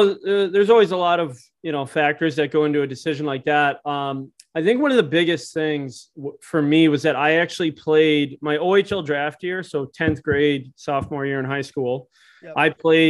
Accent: Cleveland, Ohio, United States; I didn't grow up in Toronto, but I'll say growing up in Cleveland

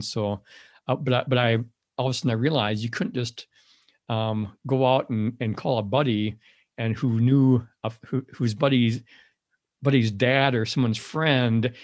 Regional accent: Madison, Wisconsin, United States; I grew up in the Madison area

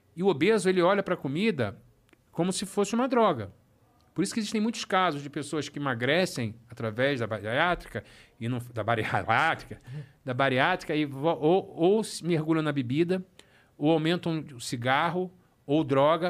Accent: Rio de Janeiro, Brazil; eu sou do Rio

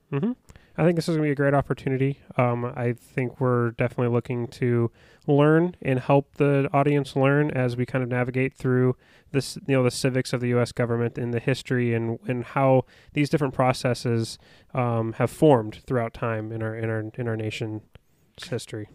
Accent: Vancouver, Washington, United States; I grew up in Vancouver

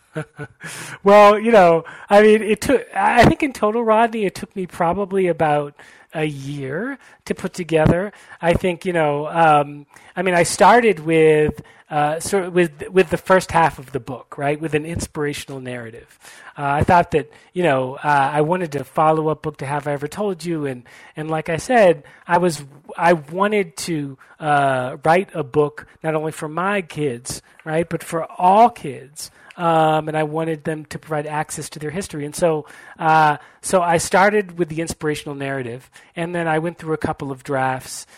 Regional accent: Brookline, Massachusetts, United States; also born or lived in Boston; I was born in Boston and grew up in Brookline, Massachusetts

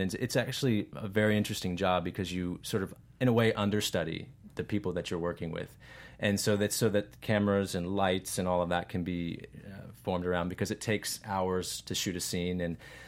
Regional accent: Virginia, United States; I am an actor from Virginia and primarily been working in the Mid-Atlantic area

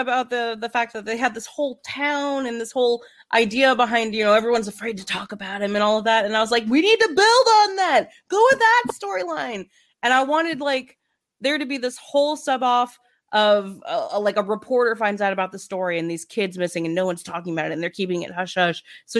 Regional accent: Memphis, Tennessee, United States; also born or lived in Wisconsin; We're from Memphis.

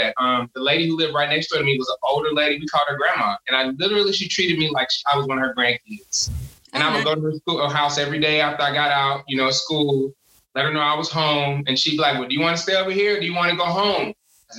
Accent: Houston, Texas, United States; I grew up in Houston. And I grew up in the middle of South Park, Third Ward, and then we spent a lot of time in Fifth Ward.

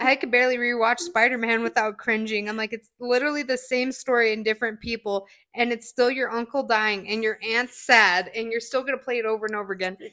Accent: Spring Creek, Nevada, United States; I grew up in Spring Creek

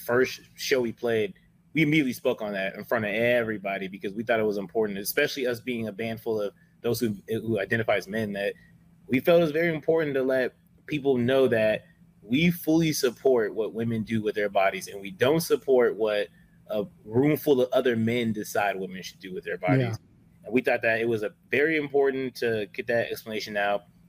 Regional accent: Lancaster, California, United States; we're from Lancaster

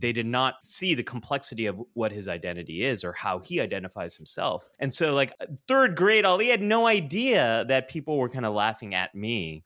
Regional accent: San Jose, California, United States; I am born and raised in California, Northern California, to be specific.

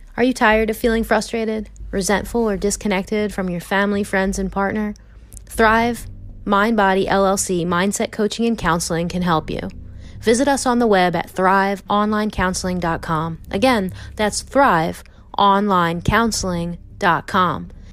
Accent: Philadelphia, Pennsylvania, United States; moved away; growing up in Philly

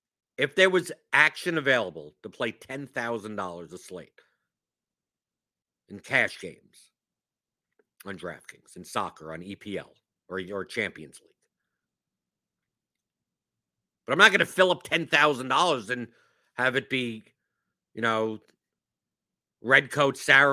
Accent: New York, United States; I've seen Hamilton here. I came from New York. I don't need that.

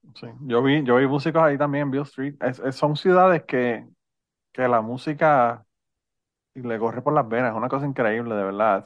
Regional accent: Utuado, Puerto Rico; los utuadeños nacemos

